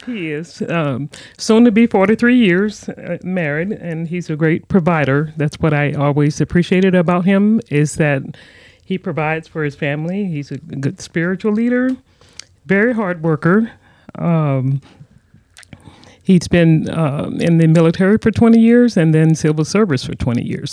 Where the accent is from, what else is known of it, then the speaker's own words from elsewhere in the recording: Louisiana, United States; also born or lived in Texas; I was born in Texas, raised in Louisiana